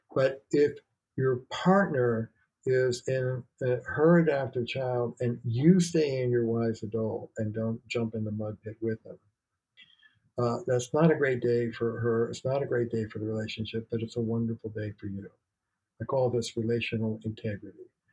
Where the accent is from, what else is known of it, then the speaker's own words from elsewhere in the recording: New York, United States; moved away as an adult; now in Boston, United States; I'm a New Yorker